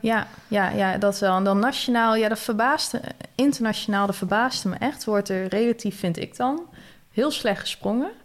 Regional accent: Netherlands; als Nederlander, zeker als Nederlander in het buitenland

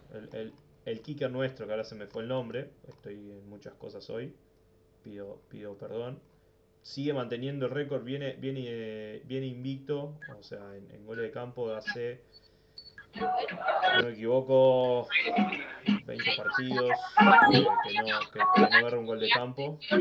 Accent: Maldonado, Uruguay; now in Montevideo, Uruguay; Soy de Maldonado

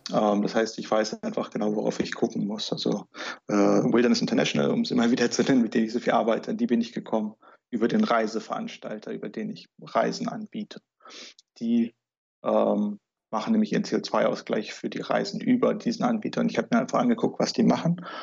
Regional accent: Germany; bei uns in Deutschland

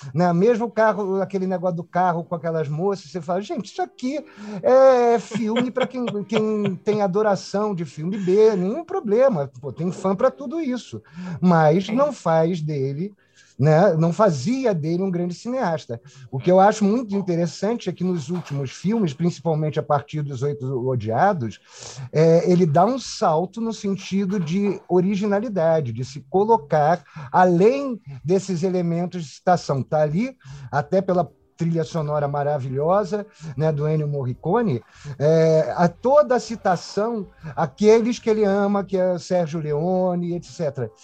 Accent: Rio de Janeiro, Brazil; moved away as an adult; also born or lived in Brás de Pina, Rio de Janeiro; now in São Paulo, Brazil; sou suburbano, né? Eu vim de Braz de Pina para Tijuca, né? Tanto quando pergunto ah, você é carioca? Eu falo pior do que carioca, eu sou tijucano

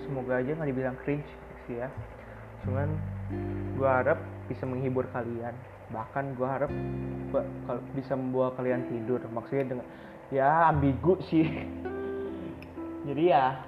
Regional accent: Bandung, West Java, Indonesia; gue lahir dan tinggal di Bandung

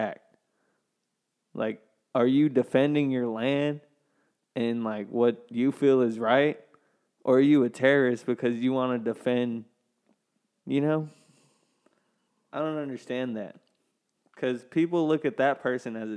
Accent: the South, United States; growing up in the South

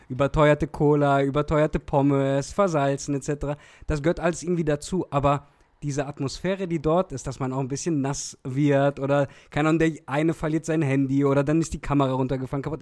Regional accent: Olpe, North Rhine-Westphalia, Germany; ich komme eigentlich aus Olpe

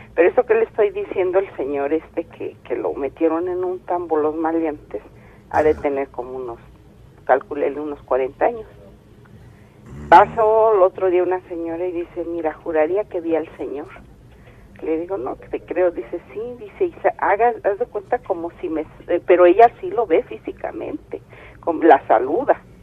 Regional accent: State of Mexico, Mexico; Nosotros somos del Estado de México.

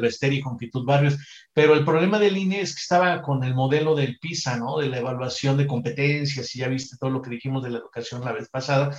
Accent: Mexico

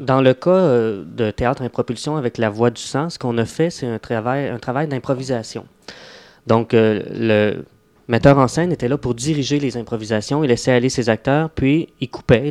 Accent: Mont-Tremblant, Quebec, Canada; je viens d'un petit bled où c'était pas tellement théâtral ou artistique. Donc, je viens de, du coin du Mont-Tremblant, Saint-Jevite.

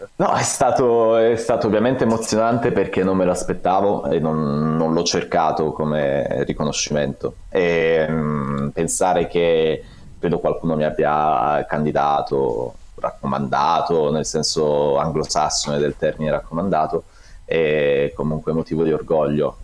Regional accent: Palo del Colle, Apulia, Italy; moved away; also born or lived in Bitonto; Sono originario di Palo del Colle, ho fatto il liceo a Bitonto

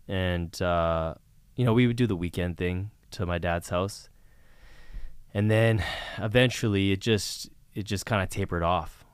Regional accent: Vancouver, British Columbia, Canada; moved away as an adult; also born or lived in Prince Edward Island / Toronto; I grew up in Vancouver, British Columbia

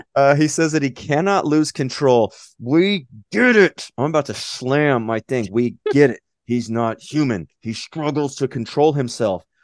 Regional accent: United States; I'm American

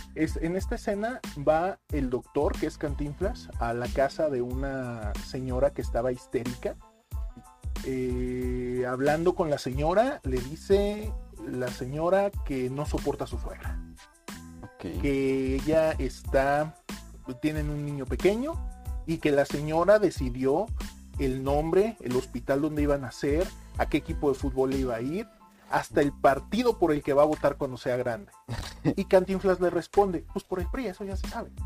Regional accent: Mexico

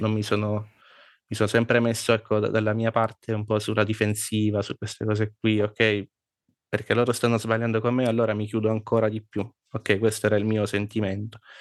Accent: Abruzzo, Italy; io sono nato sempre in Abruzzo, però i miei genitori non sono, non sono

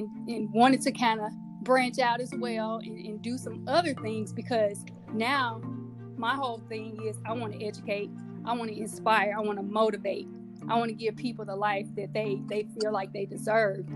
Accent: Mississippi, United States; me growing up in Mississippi

